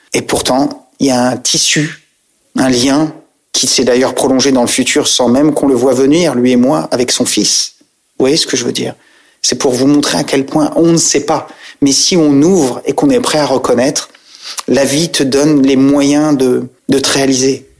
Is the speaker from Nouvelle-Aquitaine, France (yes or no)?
yes; Saintes, Nouvelle-Aquitaine, France; also born or lived in Île d'Oléron; moi, c'était Droyan, Oléron, je suis né à Sainte, mais on est du même coin.